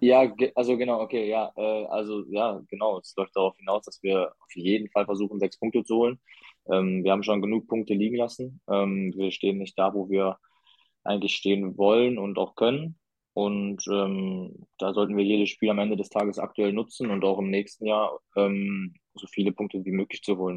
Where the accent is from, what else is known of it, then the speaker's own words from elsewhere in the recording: Essen, North Rhine-Westphalia, Germany; moved away; ich bin in Essen groß geworden